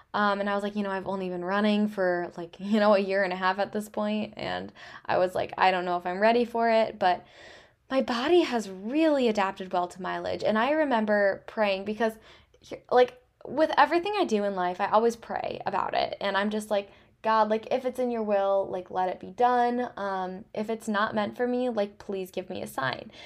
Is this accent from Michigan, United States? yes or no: yes; Traverse City, Michigan, United States; I was born and raised in Traverse City, so it is just home to me